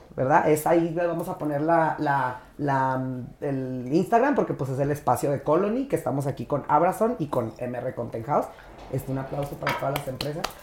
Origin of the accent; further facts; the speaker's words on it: Jiménez, Chihuahua, Mexico; also born or lived in Torreón, Coahuila; yo nací en Torreón, pero crecí en Jiménez